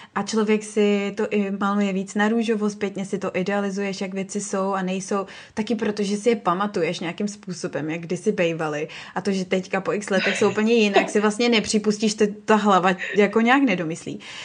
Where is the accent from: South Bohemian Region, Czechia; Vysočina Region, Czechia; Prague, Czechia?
Prague, Czechia; moved away as an adult; now in Sydney, Australia; já jsem rodilej Pražák a to město jsem vždycky milovala